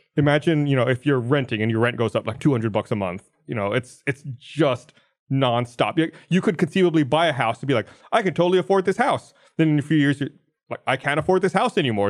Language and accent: English; United States; I'm an American citizen